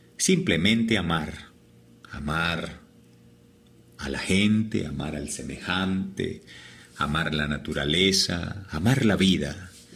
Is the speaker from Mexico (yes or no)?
no; La Virginia, Risaralda, Colombia; now in Medellín, Colombia; Nací en la Virginia Rizaralda, en un hogar muy humilde, Jaime Humberto y María Rosalba, mis padres, del campo